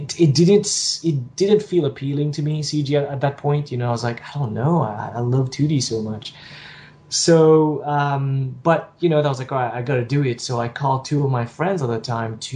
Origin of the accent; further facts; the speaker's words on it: Mauritius; moved away as an adult; also born or lived in Singapore; I'm from Mauritius, which is a tiny little island off the coast of Madagascar. And I left Mauritius